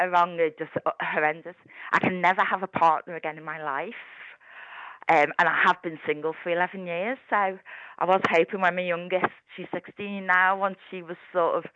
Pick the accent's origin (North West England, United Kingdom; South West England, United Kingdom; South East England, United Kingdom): North West England, United Kingdom; Liverpool; now in Ormskirk, United Kingdom; I'm from Liverpool, but I'm in Ormskirk. I live in Ormskirk now, West Lancs.